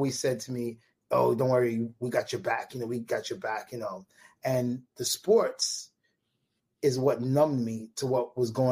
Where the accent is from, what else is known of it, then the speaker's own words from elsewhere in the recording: New York City, New York, United States; I grew up in Marlboro Projects, which is between Coney Island and Bensonhurst.